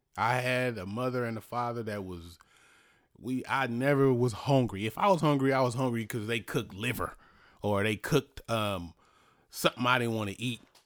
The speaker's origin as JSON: {"language": "English", "town": "Richmond", "region": "California", "country": "United States", "tie": "born or raised there", "said": "where I grew up in Easter Hill"}